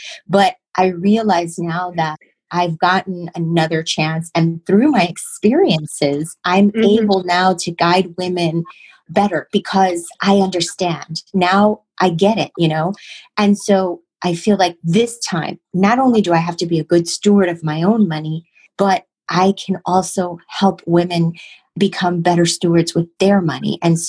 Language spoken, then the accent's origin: English; Chicago, Illinois, United States; moved away as an adult; now in New York, United States; I came to New York from Chicago and I needed a job.